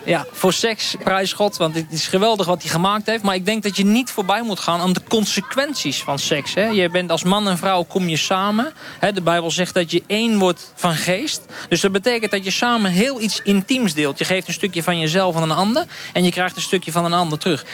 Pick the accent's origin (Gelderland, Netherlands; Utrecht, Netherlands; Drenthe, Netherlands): Utrecht, Netherlands; Bunschoten-Spakenburg; Ik kom uit Bunschoten Spakenburg